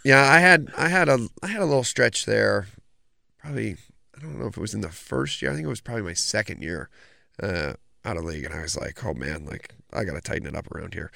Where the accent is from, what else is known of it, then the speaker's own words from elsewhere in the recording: Oswego, New York, United States; growing up in Oswego